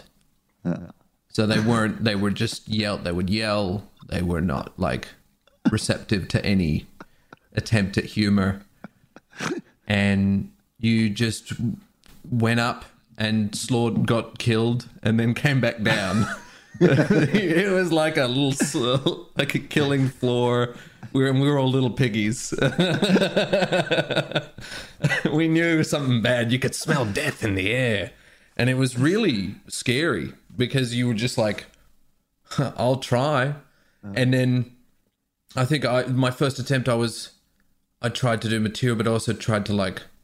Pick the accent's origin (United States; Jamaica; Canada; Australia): Australia; Perth, Western Australia; I grew up in Perth